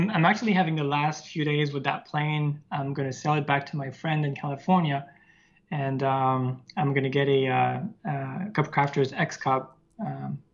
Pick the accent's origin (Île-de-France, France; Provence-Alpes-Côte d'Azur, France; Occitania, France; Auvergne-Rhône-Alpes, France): Auvergne-Rhône-Alpes, France; near Lyon; born or raised there